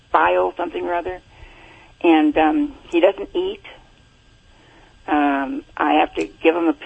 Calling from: Buena Park, California, United States; Uh, Buena Park, California.

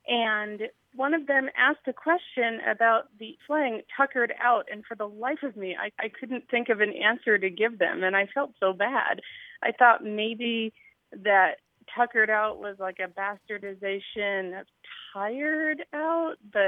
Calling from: Bellevue, Nebraska, United States; I'm calling you from Bellevue, Nebraska.

